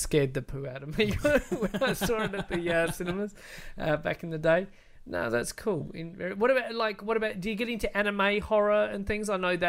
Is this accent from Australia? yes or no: yes; Australia; we're Australian too.